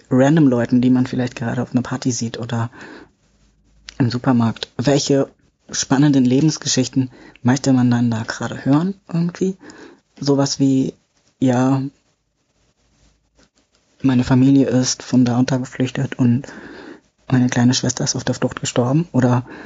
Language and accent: German; Bavaria, Germany; eigentlich komme ich aus Bayern, aber ich bin hier hochgezogen